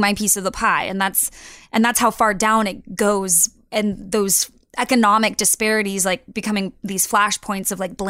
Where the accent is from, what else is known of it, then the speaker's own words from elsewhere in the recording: Texas, United States; growing up, I'm from Texas, and you know, what it is now, it was nothing like that when I was a kid